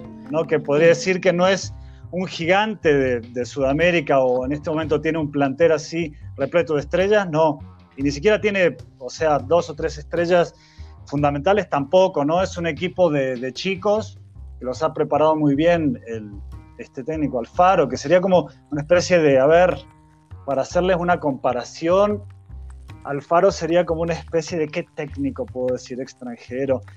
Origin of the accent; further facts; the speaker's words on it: Argentina; Yo como argentino